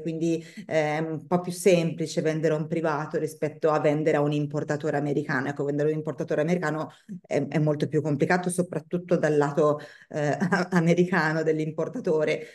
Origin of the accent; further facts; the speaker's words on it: Bergamo, Lombardy, Italy; accent: northern; moved away as an adult; now in Tuscany, Italy; il mio accento, tradisca un'origine nordica, perché io sono bergamasca, non sono ovviamente toscana